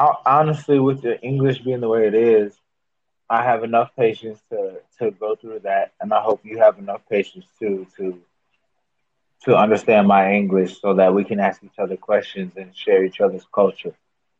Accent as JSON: {"language": "English", "region": "Minnesota", "country": "United States", "said": "Also, because I am from the Minnesota, where the George Floyd thing happened and set the whole world on fire."}